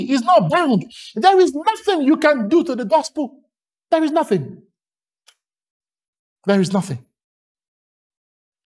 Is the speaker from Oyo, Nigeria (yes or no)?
no; Lagos, Nigeria; accent: Nigerian; When I was growing up in Lagos, Nigeria, by my accent, you know I'm Nigerian.